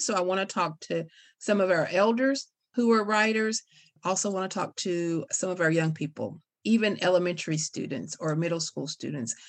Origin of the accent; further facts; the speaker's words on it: Casey County, Kentucky, United States; I grew up in Casey County, grew up in, in a little place called Indian Creek.